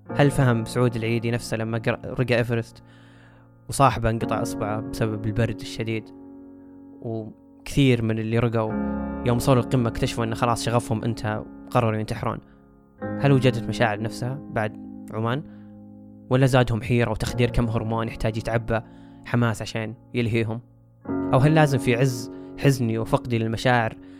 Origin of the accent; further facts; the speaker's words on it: Saudi Arabia; هنا عندنا في السعودية